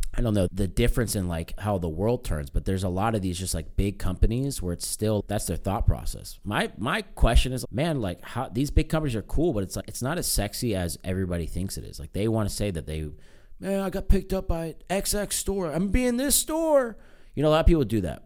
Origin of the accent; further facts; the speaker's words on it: United States; I'm American.